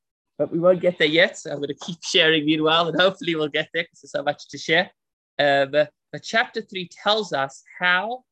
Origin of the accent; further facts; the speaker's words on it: South Africa; I'm the South African